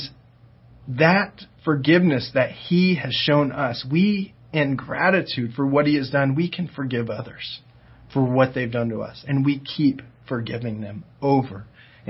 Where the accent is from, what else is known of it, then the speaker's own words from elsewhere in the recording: Diamond Bar, California, United States; moved away; also born or lived in Oklahoma; I grew up in Diamond Bar, which is not too far from Ontario